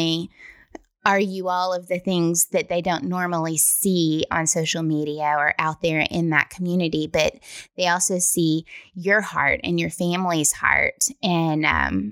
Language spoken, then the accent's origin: English; West Tennessee, United States; And I'm from West Tennessee